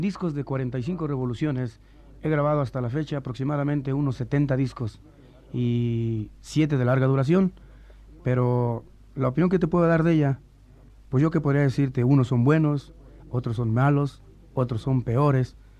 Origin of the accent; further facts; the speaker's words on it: Tacubaya, Mexico City, Mexico; also born or lived in Nogales, Sonora; Me crié en todo el barrio de Tacubaya